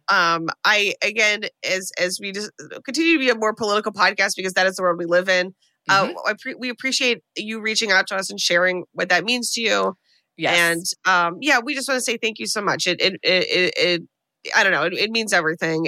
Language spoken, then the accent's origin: English; United States; as an American